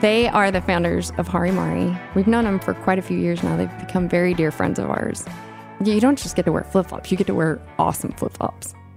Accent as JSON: {"language": "English", "town": "Austin", "region": "Texas", "country": "United States", "said": "I'm from Austin"}